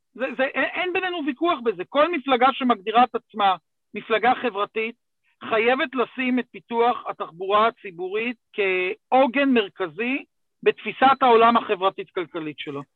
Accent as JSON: {"language": "Hebrew", "region": "Gush Dan", "country": "Israel", "also_born_or_lived": "Jerusalem", "said": "אני איש גוש דן"}